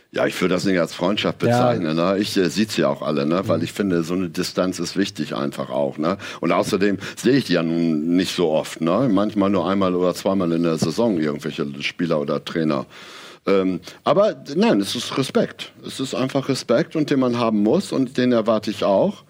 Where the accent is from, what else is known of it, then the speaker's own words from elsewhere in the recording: Aurich, Lower Saxony, Germany; in Ostfriesland, wo ich aufgewachsen bin, Aurich